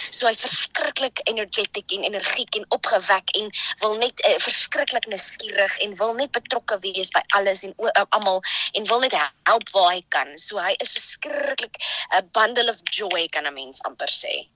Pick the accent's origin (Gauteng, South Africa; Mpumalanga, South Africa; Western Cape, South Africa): Gauteng, South Africa; Johannesburg; moved away as an adult; also born or lived in Krugersdorp; now in Stellenbosch, South Africa; Ek kom eintlik van Johannesburg af. Ehm um, daar groot geword, uh, daar eh, skool gegaan in Kreeusdorp